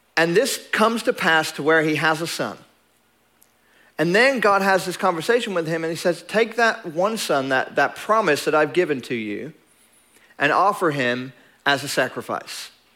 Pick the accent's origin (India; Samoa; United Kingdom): United Kingdom; England; now in Longview, United States; I'm English